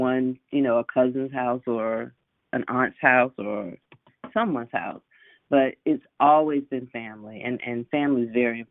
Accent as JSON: {"language": "English", "town": "Decatur", "region": "Georgia", "country": "United States", "tie": "born or raised there", "said": "I grew up in Decatur in DeKalb County, and I went to Southwest DeKalb High School"}